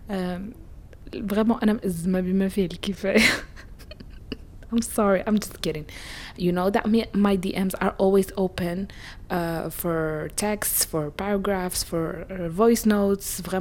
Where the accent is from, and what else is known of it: Morocco